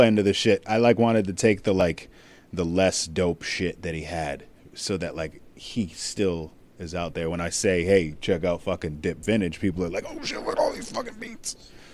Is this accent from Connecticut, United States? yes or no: yes; Connecticut, United States; I was living in Connecticut. I was born in Connecticut